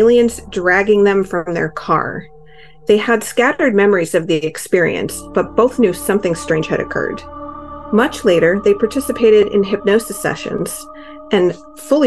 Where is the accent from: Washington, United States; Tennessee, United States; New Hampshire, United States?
New Hampshire, United States; Derry; my hometown of Derry, New Hampshire.